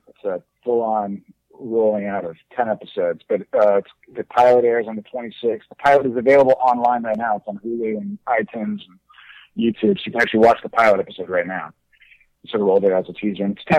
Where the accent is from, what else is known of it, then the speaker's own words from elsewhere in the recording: Texas, United States; also born or lived in New York / Boston; People, when they meet me, they definitely like don't think I'm from Texas. I think I definitely kind of associate with the East Coast in some level. I lived in New York